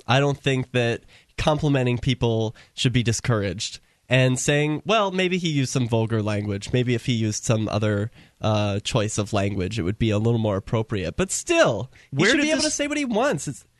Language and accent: English; Iowa, United States; I was born in Iowa.